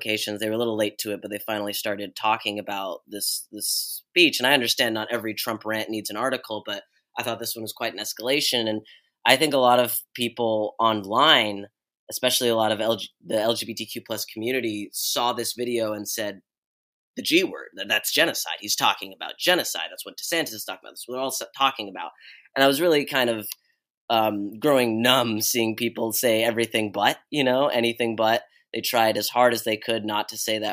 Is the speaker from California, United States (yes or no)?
yes; Bay Area, California, United States; I grew up in the Bay Area